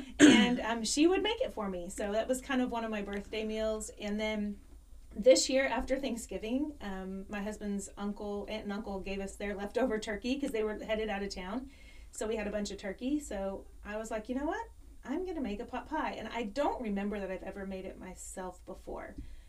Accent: Mount Pleasant, Texas, United States; I grew up in Mount Pleasant, Dangerfield, Northeast Texas.

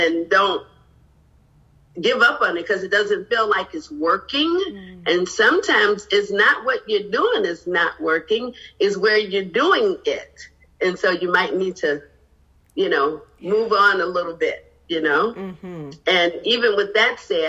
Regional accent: Chicago, Illinois, United States; moved away as an adult; now in Los Angeles, United States; I'm originally from Chicago, but I've been living in the greater Los Angeles area for the past 15 years.

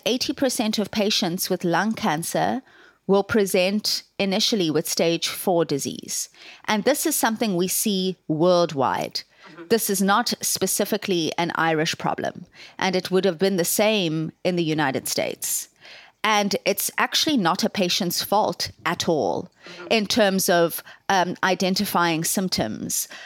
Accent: South Africa; moved away as an adult; now in Ireland; I am South African and, um, decided to move to Ireland in, uh, two thousand to do my medical training in Trinity College.

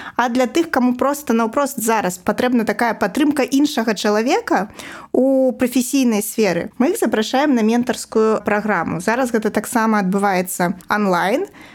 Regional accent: Babruysk, Mogilev Region, Belarus; moved away as an adult; also born or lived in Minsk; now in Babruysk, Belarus; Бабруйск это мой родны горад

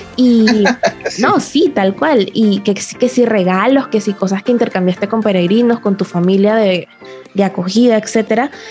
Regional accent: Panama; aquí en Panamá no puedo decir mucho porque era como que súper acostumbrada a todo lo que estaba viendo, era en mi país

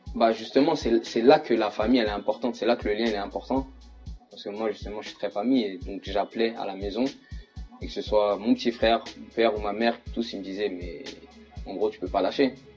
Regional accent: Saint-Ouen-l'Aumône, Île-de-France, France; moved away as an adult; also born or lived in United States; je suis de Saint-Olomone, en 95.

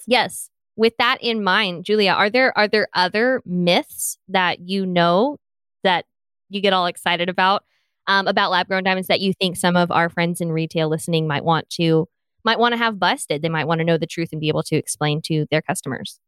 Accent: the South, United States; accent: Southern; I'm Southern

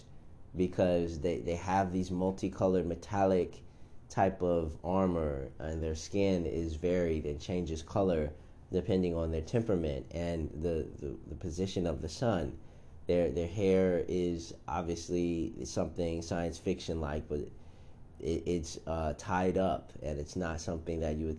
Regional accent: United States; since I am American, I guess I have to say African American

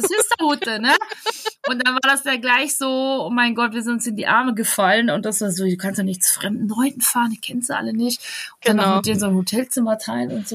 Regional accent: Bavaria, Germany; Ich bin Bayerin

